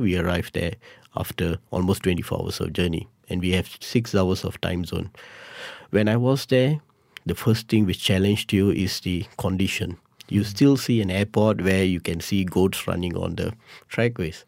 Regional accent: Malaysia; being a Malaysian

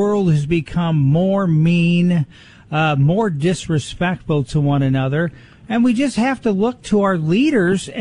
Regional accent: near Naperville, Illinois, United States; I grew up with near Naperville

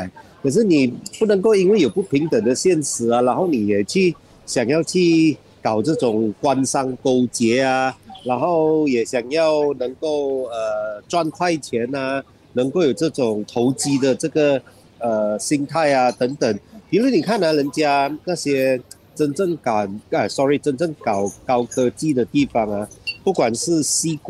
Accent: Sabah, Malaysia; 嗯，在我老家沙巴，这个更不用说了，是不是？

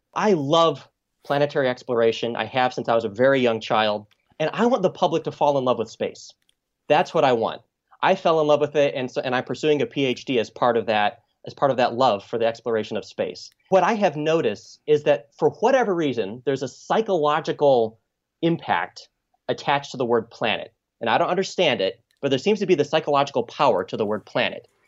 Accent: Michigan, United States; as a kid growing up in Michigan

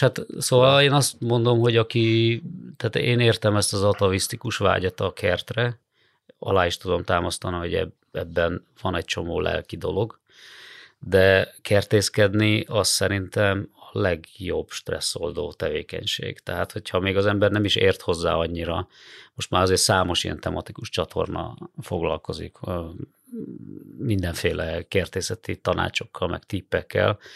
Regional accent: Hajdú-Bihar, Hungary; now in Budapest, Hungary; én magam is, ö, Hajdúbihar megyéből származom

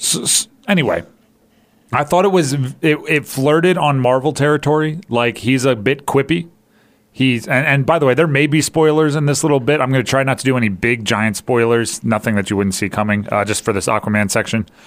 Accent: Hawaii, United States; I grew up in Hawaii

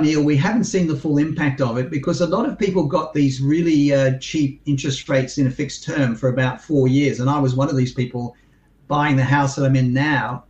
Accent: Sydney, New South Wales, Australia; someone that's grown up there like me

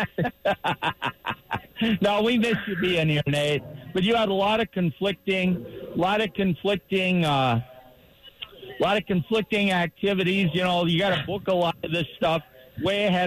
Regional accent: United States; I love this country and have been fortunate to have been born here.

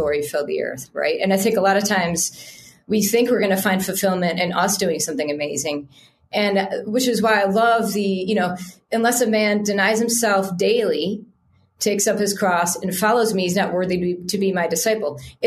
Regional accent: United States; we're American

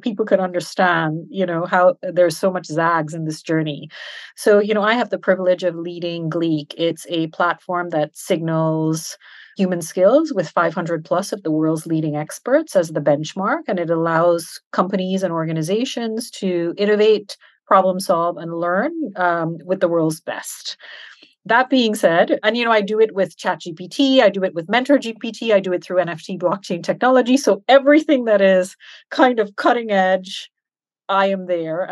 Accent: Switzerland; also born or lived in Canada / Trinidad and Tobago; now in Dubai, United Arab Emirates; I was educated and brought up in Europe, in Switzerland

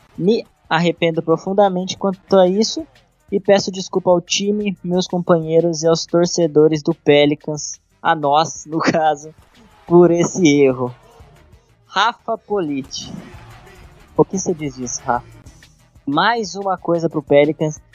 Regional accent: Brazil; Como bom brasileiro

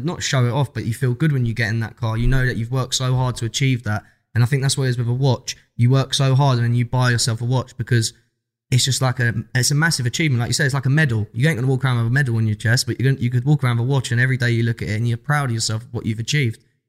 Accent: London, United Kingdom; We come from South London

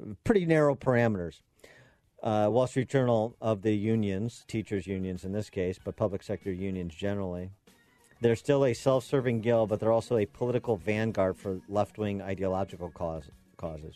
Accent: Chicago, Illinois, United States; my hometown of Chicago

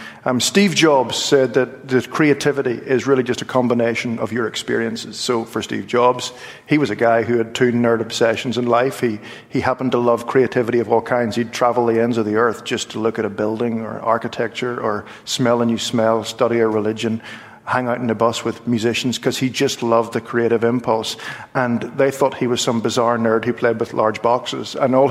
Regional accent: Ireland; I'm an Irish Presbyterian who studied classical music and grew up in a home which was very conservative.

